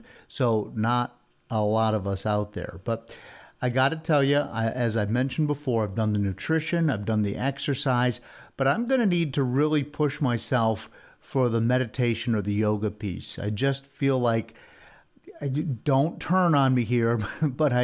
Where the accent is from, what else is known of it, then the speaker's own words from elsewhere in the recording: Salisbury Center, New York, United States; I grew up in Salisbury Center, New York, and Central New York